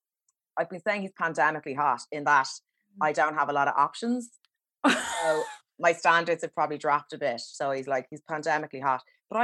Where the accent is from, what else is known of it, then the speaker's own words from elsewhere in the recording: Killiney, Leinster, Ireland; moved away; I'm from Killiney, so I'm dying to get home to like Killiney Hill and Duffy.